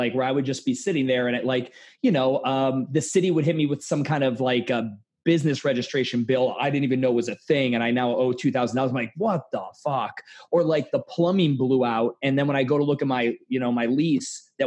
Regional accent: Cleveland, Ohio, United States; moved away; I'm from Cleveland. And I moved down here

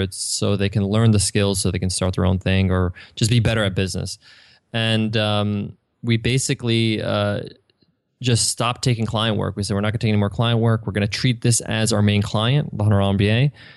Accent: Long Island, New York, United States; moved away; I grew up in Long Island

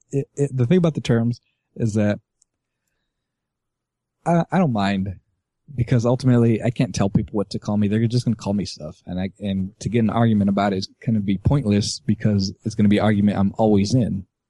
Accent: California, United States; So I'm an American Mexican, but I'm also a Californian

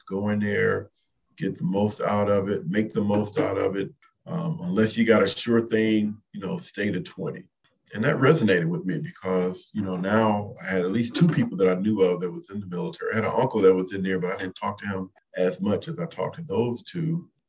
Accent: Compton, California, United States; moved away as an adult; I grew up in Compton, California.

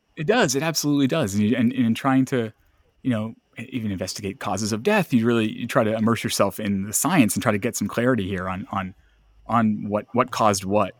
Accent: Lewiston, Maine, United States; I'm from Lewiston, Auburn

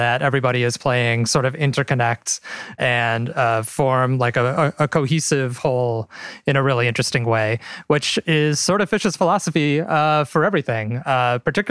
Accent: Midwest, United States; I'm from the Midwest. I've always lived in the Midwest.

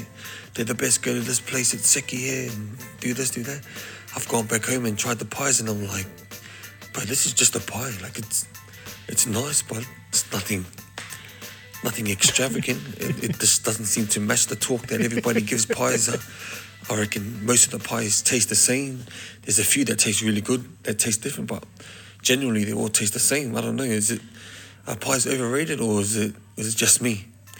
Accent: New Zealand; now in Australia; I was born in New Zealand, but I've lived in Australia for a long time.

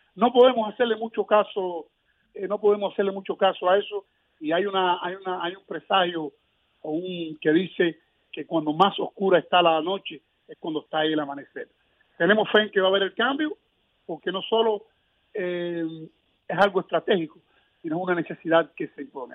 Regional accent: Cuba; tengo fe en las tradiciones de mi pueblo

